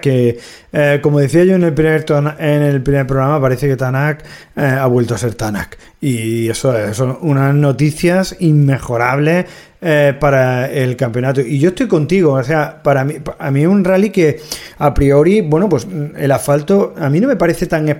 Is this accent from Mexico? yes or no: no; Spain; nuestro país